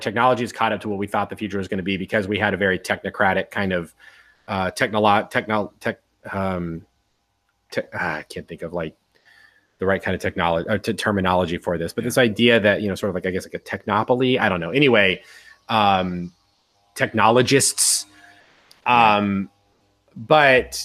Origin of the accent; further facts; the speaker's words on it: Miami, Florida, United States; I was talking to a guy also from Miami